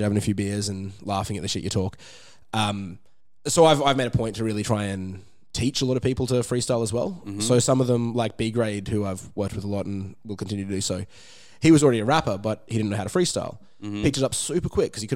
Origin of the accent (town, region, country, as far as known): Brisbane, Queensland, Australia; accent: Australian